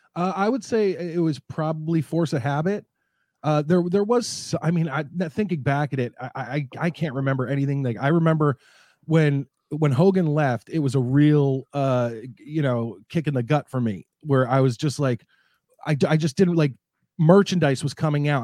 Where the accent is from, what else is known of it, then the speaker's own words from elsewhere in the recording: New Jersey, United States; moved away as an adult; also born or lived in Philadelphia; now in Connecticut, United States; I am, uh, Marks County, New Jersey. That's where I grew up, right outside of New York City